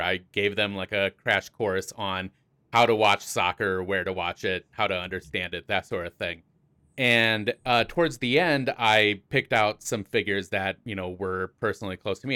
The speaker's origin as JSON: {"language": "English", "region": "South Dakota", "country": "United States", "said": "I am from the Mount Rushmore state of South Dakota."}